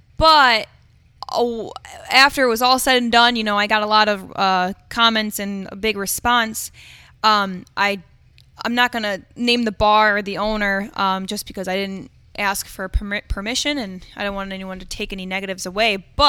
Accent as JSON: {"language": "English", "town": "Owego", "region": "New York", "country": "United States", "said": "I'm from Owego. You know, what right do you have?"}